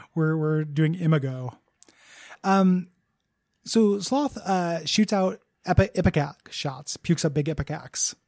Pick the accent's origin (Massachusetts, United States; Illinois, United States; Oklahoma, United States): Illinois, United States; DeKalb; moved away; In DeKalb, Illinois, my hometown just smelled like shit sometimes because of all the farms